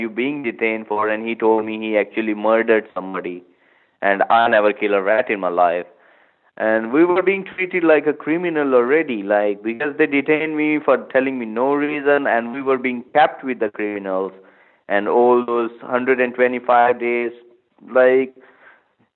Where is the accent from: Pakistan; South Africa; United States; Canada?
Pakistan; moved away as an adult; now in United Kingdom; I came from Pakistan and I came in 2011 to study business management